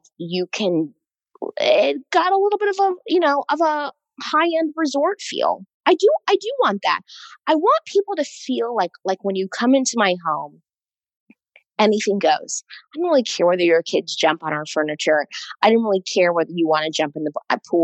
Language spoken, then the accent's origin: English; East Coast, United States; I'm from the East Coast, which I feel like honestly is like, I'm a bit of an East Coast snob